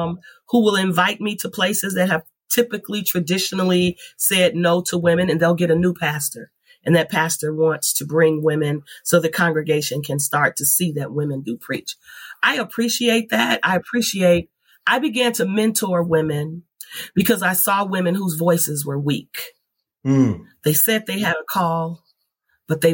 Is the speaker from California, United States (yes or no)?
yes; California, United States; I grew up on Warren, California